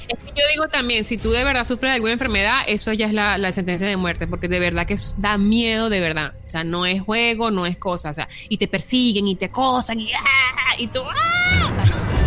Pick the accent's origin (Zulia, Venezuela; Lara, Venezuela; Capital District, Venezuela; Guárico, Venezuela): Capital District, Venezuela; Caracas; moved away; yo vengo de Caracas, que es bien peligroso.